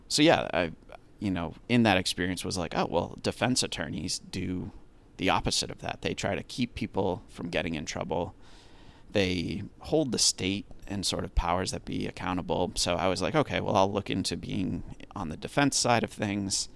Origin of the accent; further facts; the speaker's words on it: Massachusetts, United States; I'm from Massachusetts